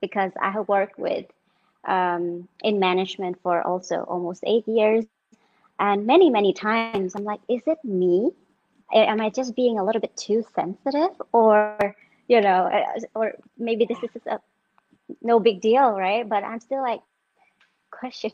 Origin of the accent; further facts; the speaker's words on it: Denmark; also born or lived in Cambodia; now in Vietnam; I grew up in Denmark and been living in Asia, specifically Vietnam and Cambodia, the past almost 8 years